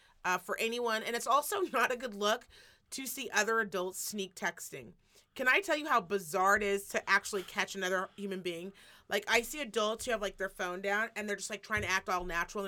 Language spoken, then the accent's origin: English; Midwest, United States; I'm from Midwest and I got taken.